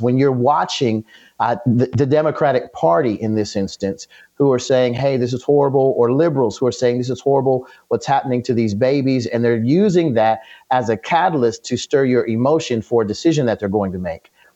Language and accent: English; United States; all of us as Americans, as American citizens